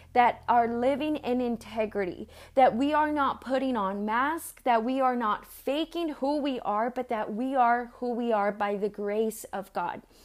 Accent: San Diego, California, United States; also born or lived in Mexico; where I grew up in San Diego

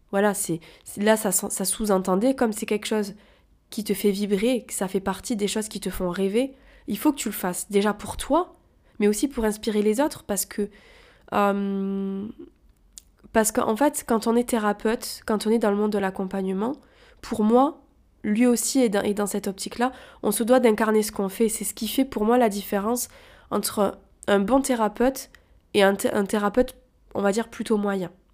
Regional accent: Toulouse, Occitania, France; now in Paris, France; je suis originaire de Toulouse

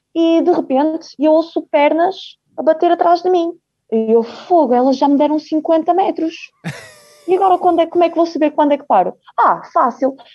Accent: Braga, Portugal; also born or lived in Ukraine; vim um, para Portugal com 3 anos, como foi muito bem dito. Ah, já tinha aqui meu pai e a minha mãe

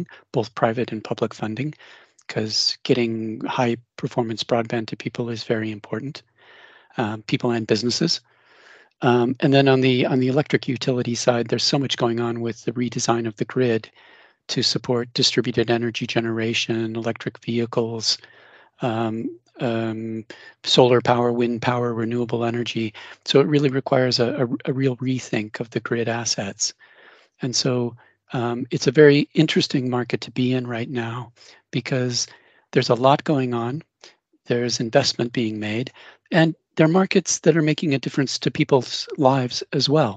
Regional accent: Denver, Colorado, United States; now in Cambridge, United Kingdom; I'm originally from Denver

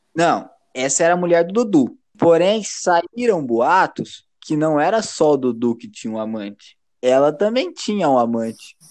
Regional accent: Brazil; Eu, como um bom brasileiro

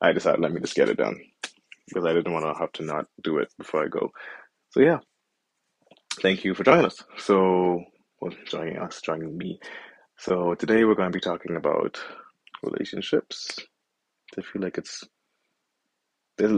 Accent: Bahamas; moved away as an adult; when I was growing up in the Bahamas and I was still living under her roof

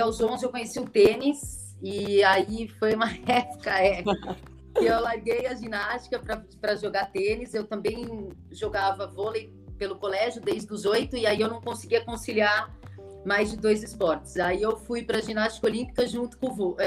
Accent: São Paulo, Brazil; also born or lived in Sorocaba; Eu sou de São Paulo, me formei em Sorocaba, morei lá, depois eu fiz residência lá, achei que não voltasse, acabei voltando para São Paulo

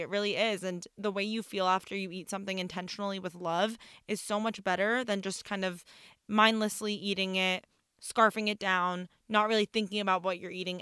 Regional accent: Iran; now in United States; I'm from Iran. I'm Persian.

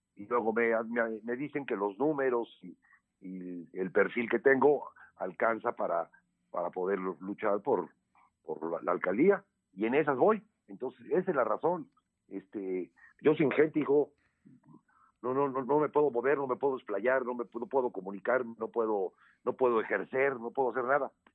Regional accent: Puebla, Mexico; soy poblano, tengo 62 años, siempre he vivido acá

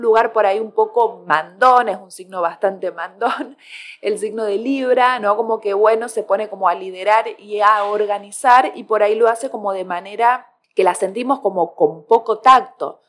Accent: Córdoba, Argentina; soy cordobesa gente, así que la palabra segundear acá se escucha mucho

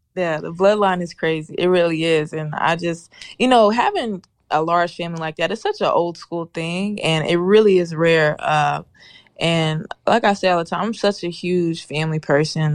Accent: Nashville, Tennessee, United States; also born or lived in Memphis, Tennessee; I'm from Nashville

